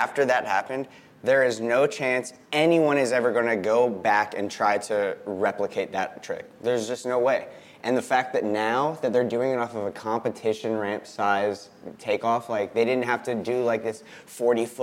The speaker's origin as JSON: {"language": "English", "region": "New Jersey", "country": "United States", "moved": "yes", "lives_now": "Las Vegas, United States", "said": "originally from New Jersey, right outside New York, but I'm living in Las Vegas right now"}